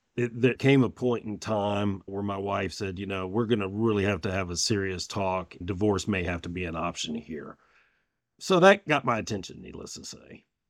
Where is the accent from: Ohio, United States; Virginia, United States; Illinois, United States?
Virginia, United States; Richmond; I was born in Richmond, Virginia